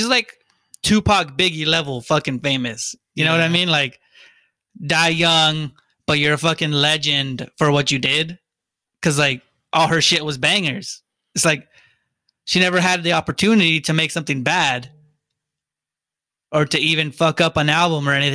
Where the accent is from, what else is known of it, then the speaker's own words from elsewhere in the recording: Montclair, California, United States; I was born in Montclair, California